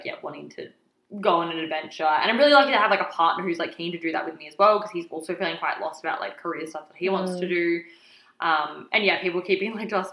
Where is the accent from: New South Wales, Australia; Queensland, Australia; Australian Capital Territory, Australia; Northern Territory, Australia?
Northern Territory, Australia; Alice Springs; moved away as an adult; also born or lived in Indonesia / Victoria; now in Melbourne, Australia; And then we went back to Alice Springs. And then I moved from Alice Springs to Melbourne for university